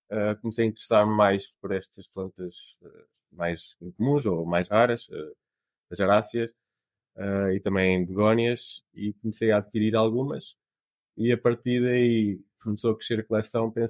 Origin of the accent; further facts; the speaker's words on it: Portugal; also born or lived in Canada; eu, nasci no, no Canadá uh, e a minha família estava lá na altura, decidi voltar para Portugal, porque é, nós somos portugueses.